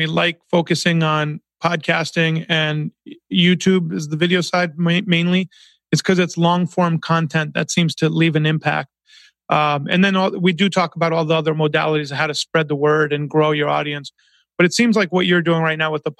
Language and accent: English; Long Island, New York, United States; When I was a young kid growing up in Long Island, New York